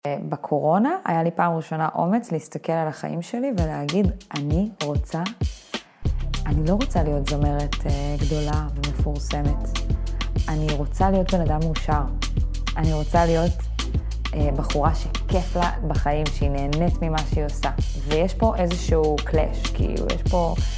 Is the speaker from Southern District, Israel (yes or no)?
no; Binyamina, Haifa District, Israel; גדלנו ביחד בבנימינה